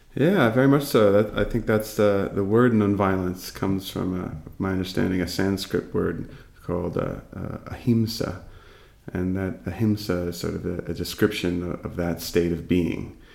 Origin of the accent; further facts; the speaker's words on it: East Coast of the United States, United States; now in California, United States; I grew up on the East Coast, and I, currently live on the West Coast in California